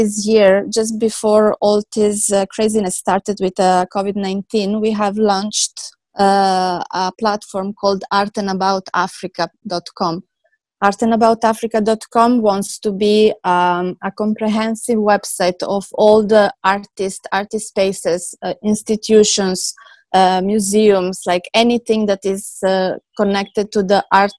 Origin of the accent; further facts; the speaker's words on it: Switzerland; moved away as an adult; also born or lived in Serbia; now in Dubai, United Arab Emirates; born in Serbia, and then I moved in Switzerland during the civil war in ex-Yugoslavia. In Switzerland, I finished my school as an accountant